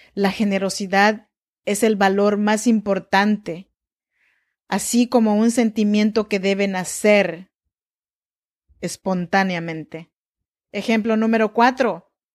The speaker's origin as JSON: {"language": "Spanish", "area": "Chinantla region", "region": "Oaxaca", "country": "Mexico", "said": "Yo soy mexicana, eh, oaxaqueña, de la región chinanteca"}